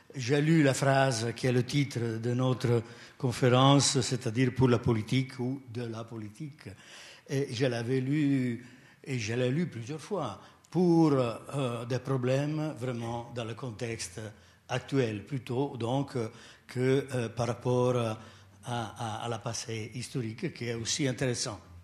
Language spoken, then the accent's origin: French; Italy; accent: strong Italian; French is a second language; now in Switzerland; je ne suis pas suisse, j'ai un fort accent italien